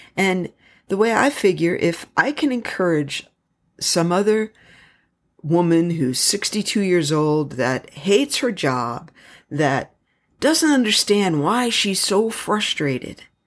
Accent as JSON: {"language": "English", "country": "United States", "said": "I am so extremely proud of being American."}